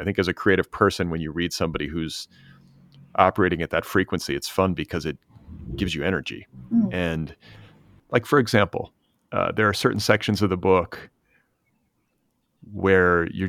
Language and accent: English; Indiana, United States; born or raised there; moved away; also born or lived in Milwaukee, Wisconsin